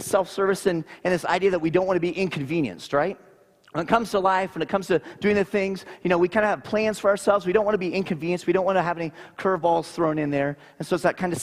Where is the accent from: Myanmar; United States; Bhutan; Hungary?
United States; Naples, Florida; I grew up in Naples, Florida